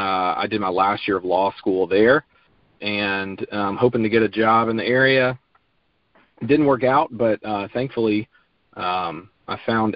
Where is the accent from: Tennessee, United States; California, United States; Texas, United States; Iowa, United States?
Tennessee, United States; Memphis; also born or lived in Knoxville / Chattanooga; now in Memphis, United States; moved to my hometown, which is Memphis.